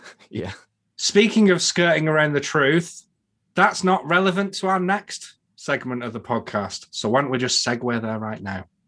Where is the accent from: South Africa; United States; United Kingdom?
United Kingdom; England; I'm English